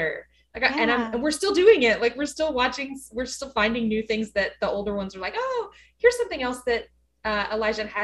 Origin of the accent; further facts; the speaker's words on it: West Texas, United States; now in Dallas, United States; I grew up in West Texas where there aren't any trees